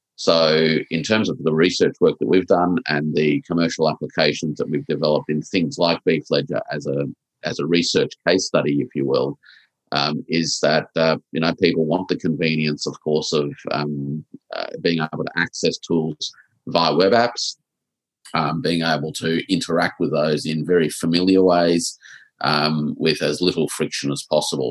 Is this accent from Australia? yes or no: yes; Australia; us as Australian exporters